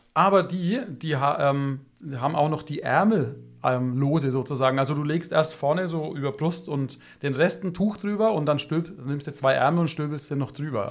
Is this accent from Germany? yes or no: yes; Germany; bei uns in Deutschland